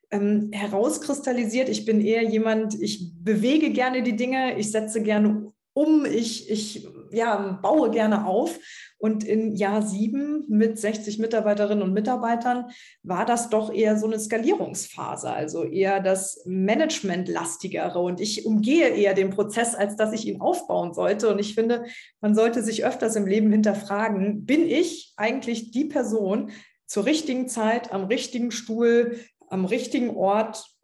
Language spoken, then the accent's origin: German; Trier, Rhineland-Palatinate, Germany; als dann in meiner Heimatstadt Trier Katharina Barley nach Brüssel gegangen ist